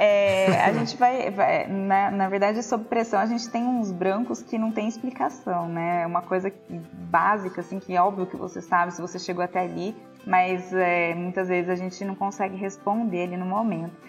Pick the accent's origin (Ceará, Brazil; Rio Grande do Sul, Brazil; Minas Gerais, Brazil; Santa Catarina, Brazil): Minas Gerais, Brazil; eu sou de Minas